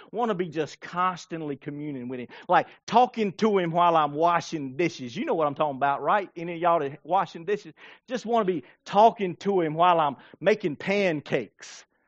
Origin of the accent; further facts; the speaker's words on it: Blackstock, South Carolina, United States; I grew up in Blackstock